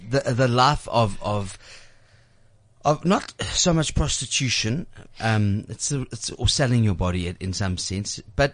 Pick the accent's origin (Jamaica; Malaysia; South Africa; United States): South Africa; Johannesburg, Gauteng; I was born in Mayfair